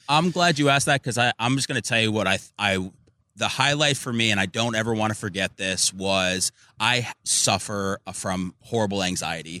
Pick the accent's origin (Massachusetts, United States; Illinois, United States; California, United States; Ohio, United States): Illinois, United States; Chicago; now in Tampa Bay, United States; I was born in Chicago.